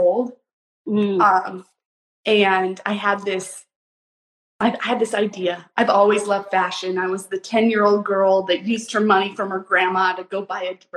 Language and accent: English; Boise, Idaho, United States; I grew up in Boise, Idaho